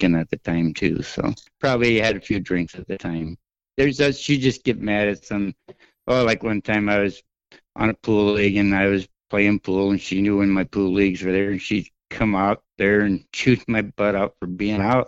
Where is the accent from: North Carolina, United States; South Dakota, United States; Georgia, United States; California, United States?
South Dakota, United States; Trail City; moved away as an adult; also born or lived in Bismarck, North Dakota / Windham; I was born in Trail City, South Dakota, and I was there till I moved to Bismarck and went to college there